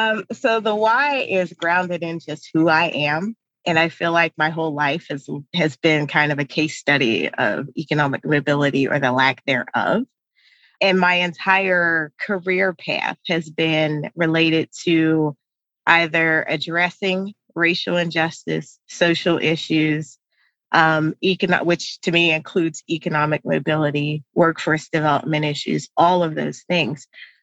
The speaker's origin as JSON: {"language": "English", "country": "United States", "tie": "born or raised there", "said": "growing up in America, it's always made to sound like the stuff that happens to you is all your fault"}